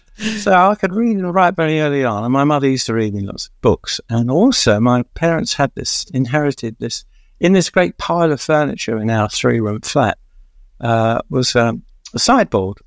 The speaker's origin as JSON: {"language": "English", "region": "London", "country": "United Kingdom", "tie": "born or raised there", "also_born_or_lived": "Catford, London", "said": "I grew up in Stratford in East London in a flat"}